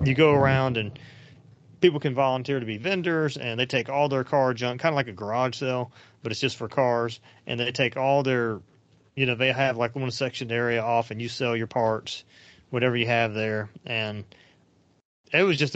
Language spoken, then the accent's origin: English; Commerce, Georgia, United States; I grew up kind of around the Atlanta Dragway or whatever it was called, Atlanta Dragway, I guess, that was in Commerce